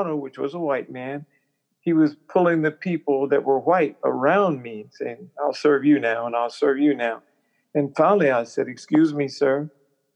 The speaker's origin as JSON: {"language": "English", "town": "Topeka", "region": "Kansas", "country": "United States", "tie": "born or raised there", "also_born_or_lived": "Indianola, Mississippi", "said": "I was born in Indianola, Mississippi, which is in the Delta, but I was raised in Topeka, Kansas."}